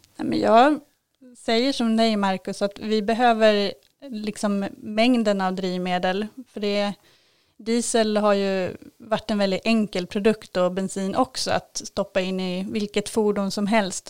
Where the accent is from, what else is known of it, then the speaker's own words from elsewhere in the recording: Kalmar, Kalmar County, Sweden; also born or lived in Norrköping; now in Kälen, Sweden; har flyttat hit från Norrköping, men jag är uppvuxen i Kalmar